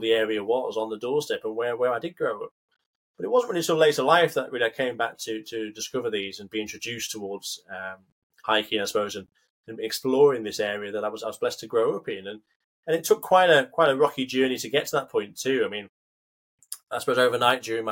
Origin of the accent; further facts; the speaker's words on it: Carlisle, North West England, United Kingdom; I'm brought up just outside the Lake District. So I'm from Carlisle originally